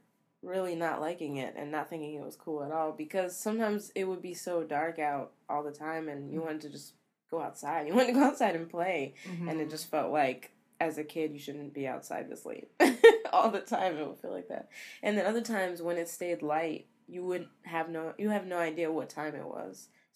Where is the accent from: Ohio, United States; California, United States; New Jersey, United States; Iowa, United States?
New Jersey, United States; Camden; born there; And I was born in Camden, New Jersey.